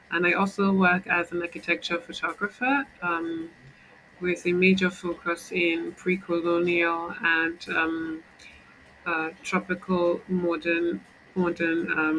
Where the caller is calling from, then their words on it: Lagos, Nigeria; Lagos, Nigeria.